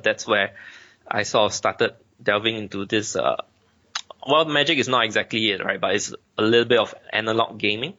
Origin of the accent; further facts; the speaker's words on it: Singapore; I'm actually from Asia, in this small little island country called Singapore